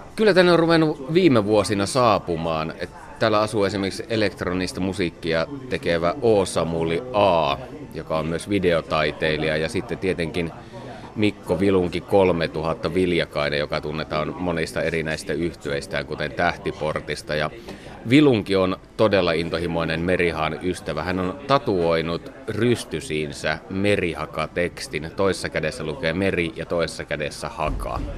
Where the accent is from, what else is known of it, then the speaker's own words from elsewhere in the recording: Savonlinna, South Savo, Finland; moved away as an adult; now in Helsinki, Finland; Mä olin just muuttanut Savonlinnasta Helsinkiin ja mä olen siis kotoisin semmoista keltaisesta vanhasta puutalosta, joka rakennettu 1900-luvun alussa ja se sijaitsee järven rannalla